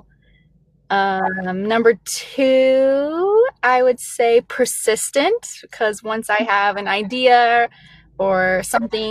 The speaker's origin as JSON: {"language": "English", "town": "Metropolis", "region": "Illinois", "country": "United States", "tie": "born or raised there", "also_born_or_lived": "Kentucky", "moved": "yes", "lives_now": "Iowa, United States", "said": "I was born in Kentucky. I was raised in Southern Illinois. It's a really small town. Actually, it's the home of Superman"}